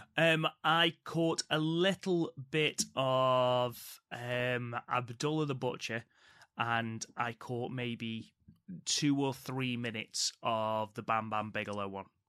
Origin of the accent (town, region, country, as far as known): United Kingdom